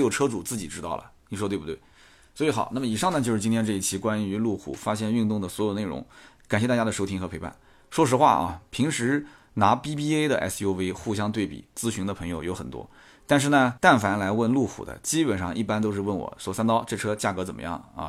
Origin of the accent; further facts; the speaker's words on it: Nanjing, Jiangsu, China; accent: Nanjing; 到今天还有很重的南京口音